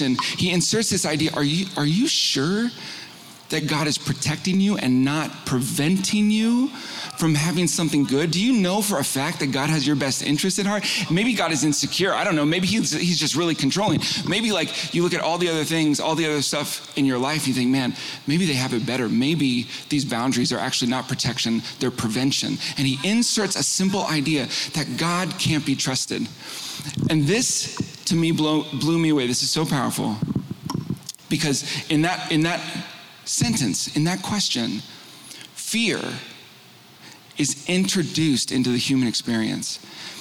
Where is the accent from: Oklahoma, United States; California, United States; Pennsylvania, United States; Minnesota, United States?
California, United States; Northern; also born or lived in San Diego; We moved from San Diego up to Northern California